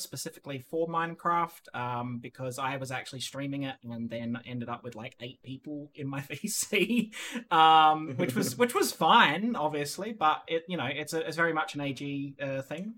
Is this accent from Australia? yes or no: yes; Australia; now in Netherlands; I'm still 100% Aussie